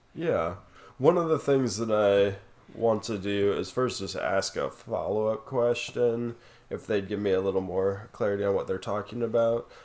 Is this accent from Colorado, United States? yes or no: yes; Colorado Springs, Colorado, United States; we were growing up in Colorado Springs